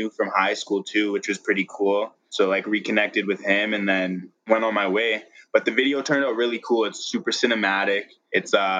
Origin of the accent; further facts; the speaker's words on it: Regina, Saskatchewan, Canada; now in Calgary, Canada; Regina, Saskatchewan, my hometown